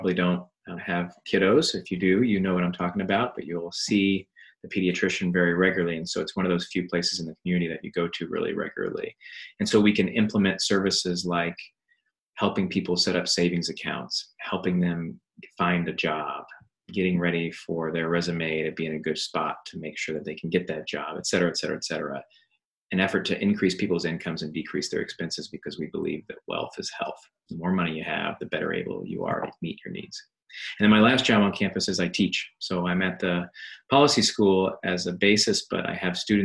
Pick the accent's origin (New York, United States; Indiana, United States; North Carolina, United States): Indiana, United States; moved away as an adult; also born or lived in Stanford, California / Boston, Massachusetts; now in Austin, United States; I'm a Hoosier, so that means I'm from Indiana. That's where I was born.